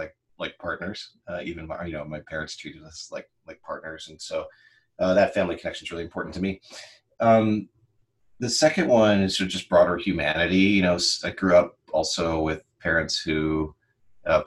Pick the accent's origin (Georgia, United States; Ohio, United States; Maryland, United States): Ohio, United States; Gallipolis; also born or lived in Tennessee; I was born in a little town in Ohio in the United States, a little town called Gallipolis, which is way down in the south on the West Virginia border